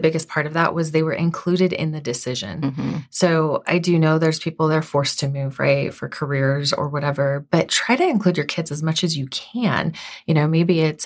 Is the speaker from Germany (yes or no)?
no; Southern California, United States; moved away; I was born and raised in Southern California.